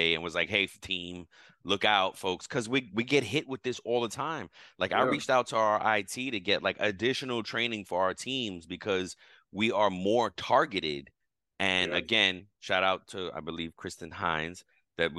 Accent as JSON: {"language": "English", "region": "New York", "country": "United States", "said": "I'm a New Yorker"}